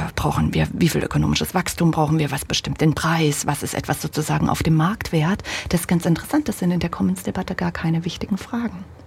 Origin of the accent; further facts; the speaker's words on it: Germany; ich bin ja ein Kind der DDR. Hm an, in einem kleinen Dorf aufgewachsen, 500 Meter von, vom Sperrgebiet